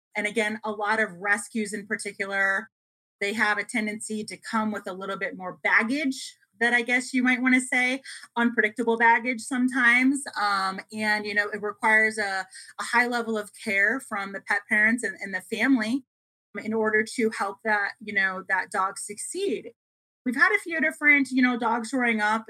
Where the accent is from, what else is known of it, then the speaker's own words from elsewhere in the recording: Chicago, Illinois, United States; moved away as an adult; now in Las Vegas, United States; I'm originally from the Chicago area.